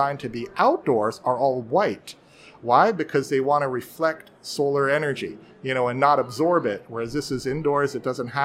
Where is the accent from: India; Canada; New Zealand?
Canada; Vancouver, British Columbia; I'm from Vancouver, Canada